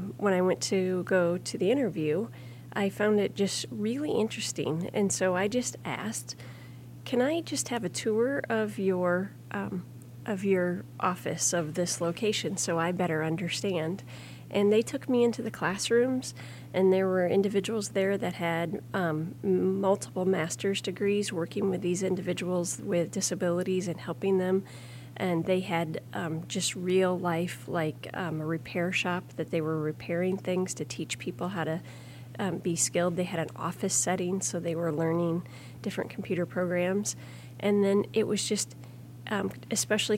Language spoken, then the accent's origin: English; Grundy Center, Iowa, United States; I grew up in Grundy Center with about 3,000 people.